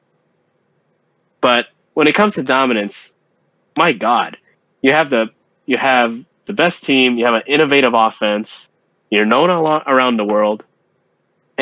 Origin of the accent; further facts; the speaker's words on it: Philippines; moved away; our home country, the Philippines, for our listeners, we are Filipino